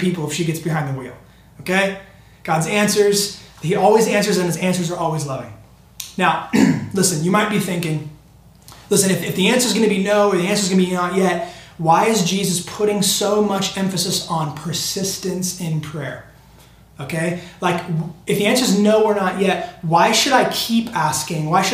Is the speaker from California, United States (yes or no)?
yes; Temecula, California, United States; also born or lived in San Diego, California; we grew up in the Temecula Valley